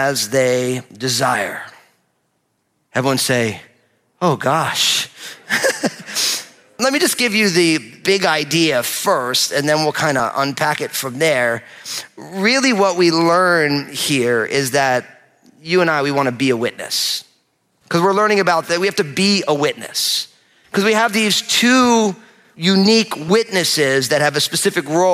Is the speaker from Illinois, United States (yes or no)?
no; New Jersey, United States; I'm from New Jersey